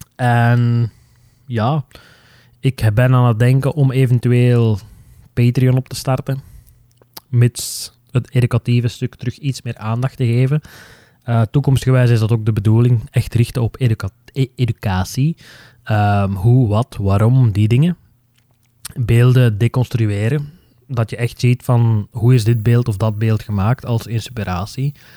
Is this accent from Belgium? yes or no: yes; Flanders, Belgium; onze Noorderburen die mijn dialect niet zo goed begrijpen